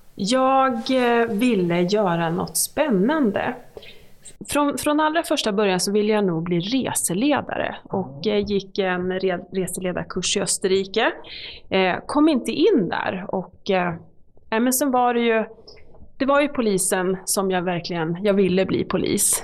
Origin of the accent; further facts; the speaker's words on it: Malmköping, Södermanland, Sweden; also born or lived in Eskilstuna / Katrineholm; Jag är uppvuxen i Malmköping, så det är ju Sörmland